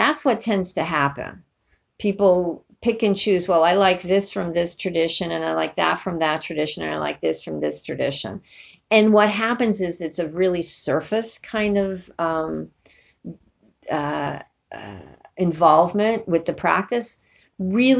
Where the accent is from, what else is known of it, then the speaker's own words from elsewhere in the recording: New York, United States; I grew up in New York